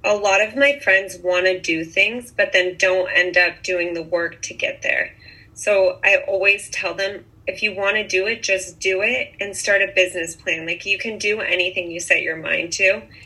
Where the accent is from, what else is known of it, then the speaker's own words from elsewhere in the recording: Bainbridge Island, Washington, United States; moved away as an adult; also born or lived in Santa Barbara, California; now in Montecito, United States; I grew up in on Bainbridge Island, Washington. It's a little island off of Seattle.